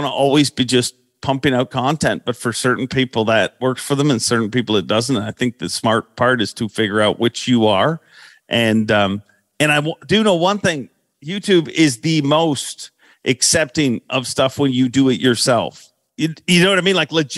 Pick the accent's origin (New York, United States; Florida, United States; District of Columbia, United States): Florida, United States; My team partner's from the north. I'm from Florida.